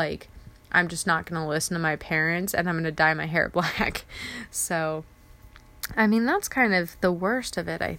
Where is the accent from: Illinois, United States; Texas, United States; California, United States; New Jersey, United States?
California, United States; Ramona; moved away as an adult; now in Riva, Maryland, United States; I am originally from San Diego, California, in that area, tiny little town called Ramona. And I moved to Maryland